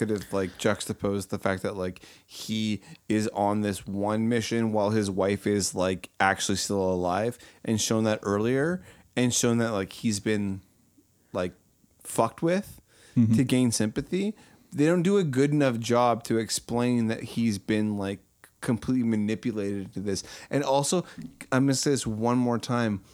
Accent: Canada; I'm Canadian.

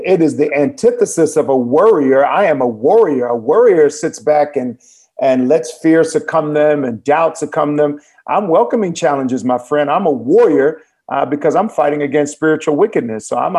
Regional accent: Berkeley, California, United States; I was born in Berkeley, California, which is the same neighborhood as our Vice President Kamala Harris there in the United States. We grew up during the same time in the middle to late 60s as children and into the 70s and 80s.

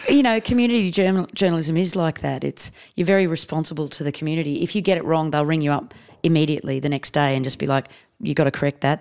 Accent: Canberra, Australian Capital Territory, Australia; moved away as an adult; also born or lived in India / South Coast, New South Wales; basically Canberra is my hometown.

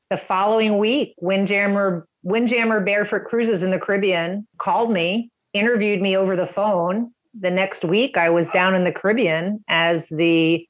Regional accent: just outside New York City, northern New Jersey, United States; also born or lived in North Carolina / Ohio / East Coast of Florida; now in Sarasota, United States; Sarasota, Florida. So about an hour south of Tampa on the West Coast. I've been down here about 20 years, originally from just outside of New York City in northern New Jersey. That's where I grew up

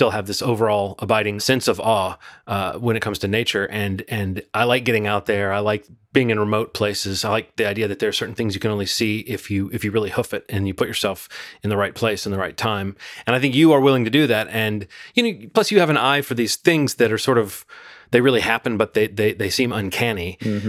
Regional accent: Birmingham, Alabama, United States; I grew up in Birmingham, Alabama

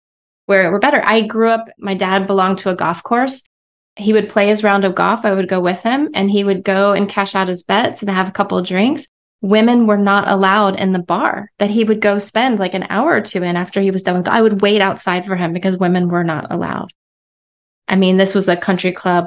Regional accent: Texas, United States; I come from Texas

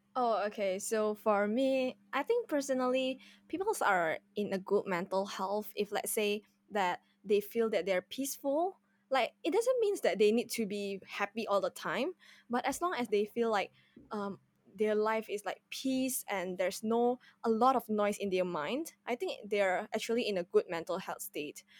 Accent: Indonesia; moved away as an adult; now in Singapore; I'm originally, I'm originally came from Indonesia, and I just came to Singapore for my underg-, undergraduate studies

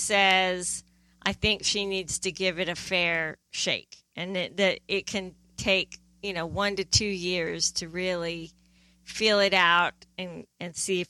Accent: East Midlands, United Kingdom; born there; I was born in England.

